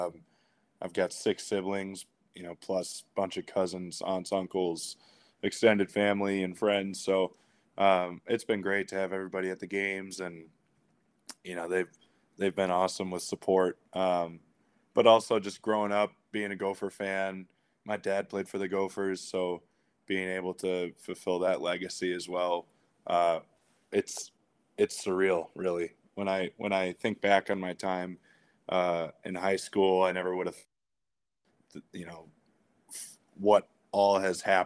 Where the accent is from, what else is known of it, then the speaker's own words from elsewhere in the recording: Edina, Minnesota, United States; also born or lived in Notre Dame, Indiana; I'm from Edina High School, more of a hockey town than anything